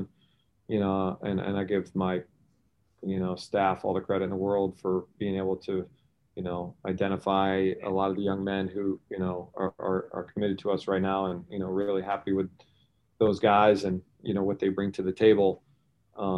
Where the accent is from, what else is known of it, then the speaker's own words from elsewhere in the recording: Syracuse, New York, United States; I grew up in Syracuse, was a Syracuse fan.